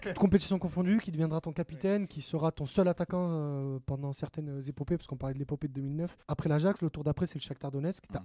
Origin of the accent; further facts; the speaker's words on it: Marseille, Provence-Alpes-Côte d'Azur, France; qui a grandi dans les quartiers nord de Marseille